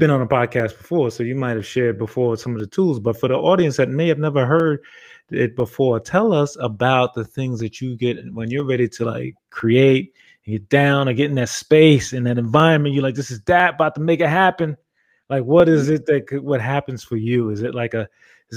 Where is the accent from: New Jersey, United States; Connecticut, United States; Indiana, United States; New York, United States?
New York, United States; Long Island; also born or lived in Brooklyn, New York; I'm from Long Island. So I grew up in Brooklyn for probably about till I was like 7 years old or so. Then I went to Long Island